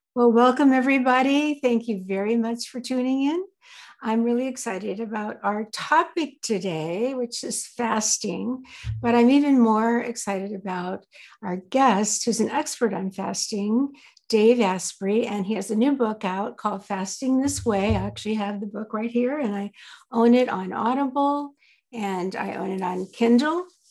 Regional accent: the South, United States; I grew up in the South

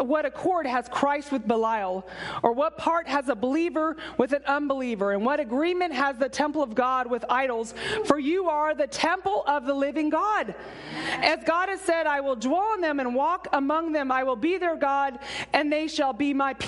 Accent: San Antonio, Texas, United States; I'm from San Antonio, so it's like 100 degrees in the summertime

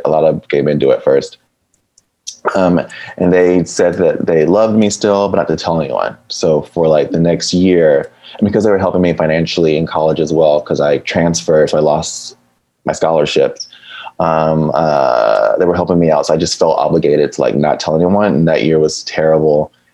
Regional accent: Fayetteville, Georgia, United States; moved away as an adult; now in Los Angeles, United States; Originally, I'm from Fayetteville, Georgia

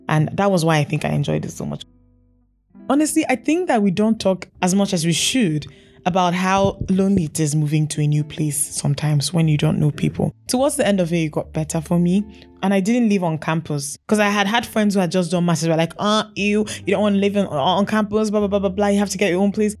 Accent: Enugu, Enugu State, Nigeria; moved away as an adult; now in Lagos, Nigeria; I was born in Enugu, did most of my growing up in Enugu.

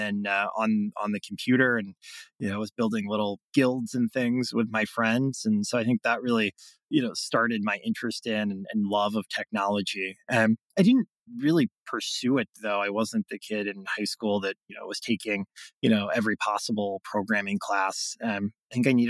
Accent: Greenville, South Carolina, United States; I was born and raised in Greenville, South Carolina, in the upstate

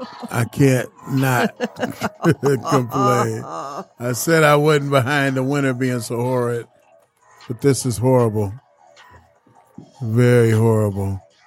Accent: California, United States; growing up in California

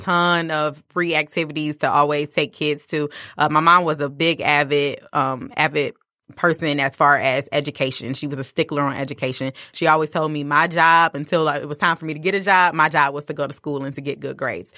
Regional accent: Detroit, Michigan, United States; also born or lived in Farmington Hills, Michigan; I did grow up with, in the D P S district

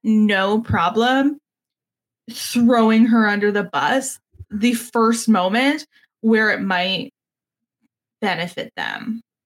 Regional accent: Canada; I'm Canadian

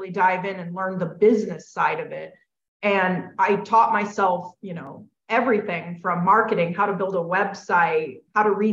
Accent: California, United States; moved away as an adult; now in Tennessee, United States; I'm from California

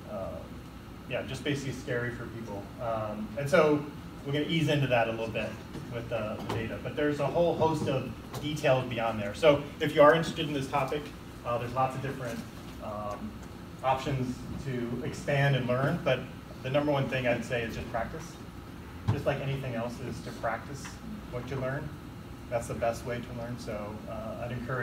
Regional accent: Iowa City, Iowa, United States; moved away as an adult; now in Oregon, United States; I grew up in Iowa City, Iowa, and I went to school at the University of Iowa, and then kind of through different transfers through the company I worked at, made it out here to Oregon

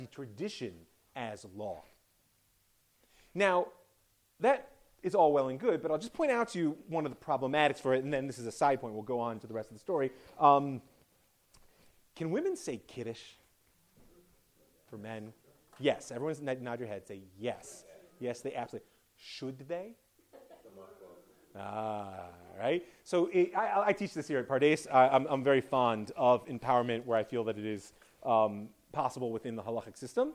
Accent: United States; being an American

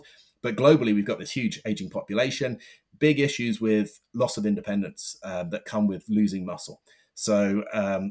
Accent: London, United Kingdom; I'm from London

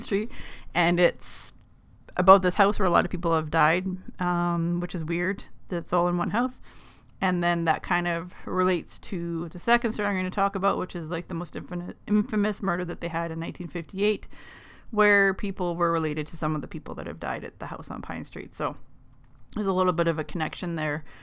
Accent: Thunder Bay, Ontario, Canada; I'm from Thunder Bay, which is in Northwest Ontario

